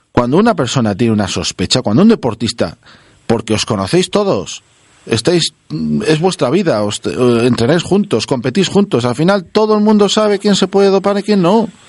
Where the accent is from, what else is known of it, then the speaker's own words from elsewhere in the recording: Castile, Spain; nosotros somos castellanos de pro